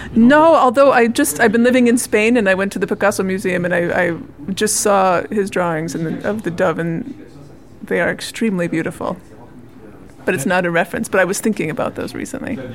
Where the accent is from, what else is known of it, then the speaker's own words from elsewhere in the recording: Minnesota, United States; I'm from Minnesota, in the central part of the United States, in the north, in the Lutheran church. My mom was a church musician, and I grew up singing in uh, Lutheran choirs.